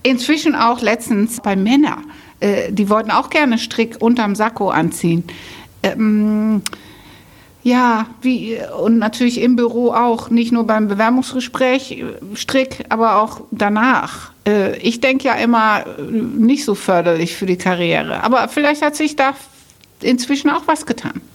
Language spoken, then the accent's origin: German; Netherlands; moved away; ich bin Holländerin